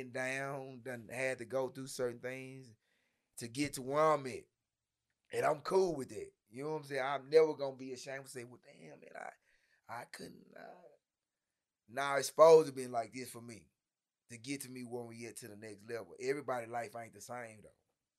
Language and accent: English; Dallas, Texas, United States; North Ellis, Hamilton Park, fresh off the island.